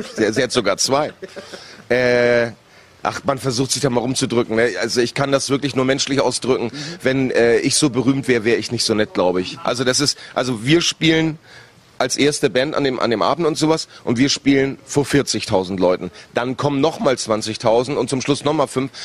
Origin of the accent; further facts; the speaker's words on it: Northern Germany, Germany; als Norddeutscher